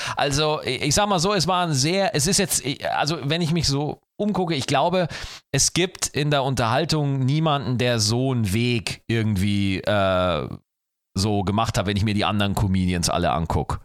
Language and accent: German; Schwarzach, Bavaria, Germany; In meinem alten Dorf, ja, wo ich geboren, wo ich aufgewachsen bin, Schwarzach